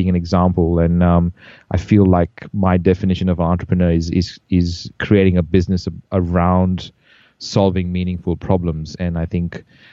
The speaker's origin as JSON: {"language": "English", "country": "India", "tie": "born or raised there", "also_born_or_lived": "Bahrain", "said": "as I grew up in India, I was born in Bahrain in the Middle East. I was there for 6 years and then moved to India"}